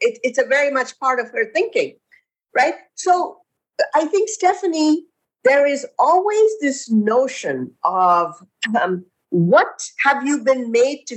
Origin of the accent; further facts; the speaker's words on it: India; now in United States; I grew up in India